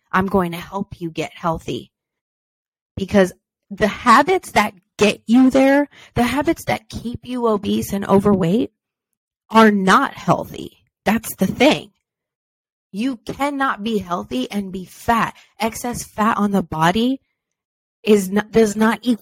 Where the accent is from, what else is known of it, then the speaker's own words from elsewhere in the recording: Beloeil, Quebec, Canada; I'm French Canadian for any French Canadians listening out there, born and raised in Belleuil, Quebec, Canada.